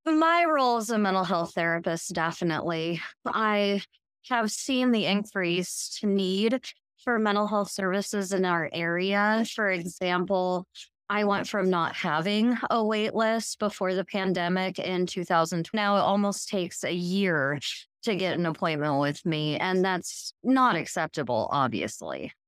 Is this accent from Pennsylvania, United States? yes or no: no; Hastings, Nebraska, United States; I was born and raised in Hastings